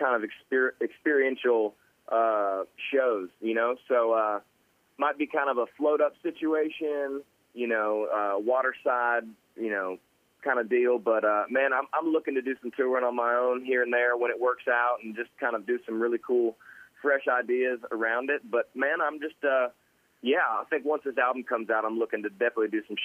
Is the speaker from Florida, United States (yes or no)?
yes; Ormond Beach, Florida, United States; I grew up in Ormond Beach, Florida, Volusia County. So I'm a Florida boy, tried and true